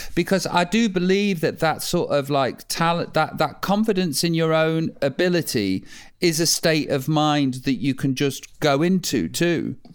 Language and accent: English; Stoke-on-Trent, West Midlands, United Kingdom; I'm from Stoke